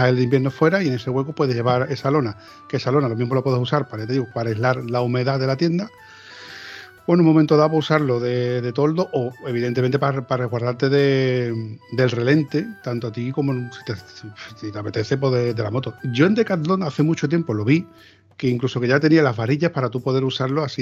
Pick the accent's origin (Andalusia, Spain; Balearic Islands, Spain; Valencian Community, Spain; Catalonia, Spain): Andalusia, Spain; Osuna; ¿Por dónde andas? Yo soy de Osuna, de Sevilla.